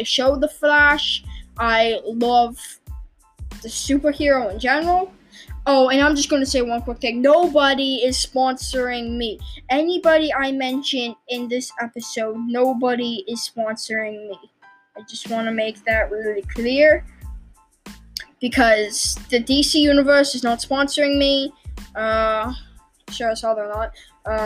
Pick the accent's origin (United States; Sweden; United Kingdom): United Kingdom; England; also born or lived in London; We were both born in England and we live in England